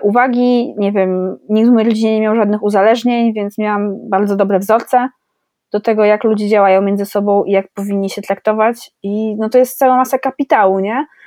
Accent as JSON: {"language": "Polish", "country": "Poland", "tie": "born or raised there", "said": "jestem urodzona w Polsce"}